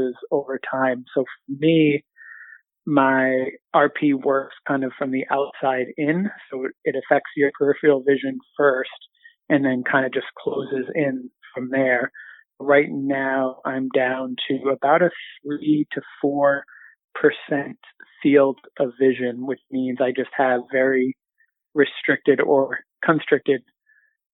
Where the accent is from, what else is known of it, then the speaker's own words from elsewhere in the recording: Southern Maine, United States; moved away as an adult; also born or lived in Central Massachusetts / Boston area; now in Boston, United States; I was born in Central Mass, but moved to Maine when I was 8. So Southern Maine, kind of coastal inland town, and lived there all the way until I went to college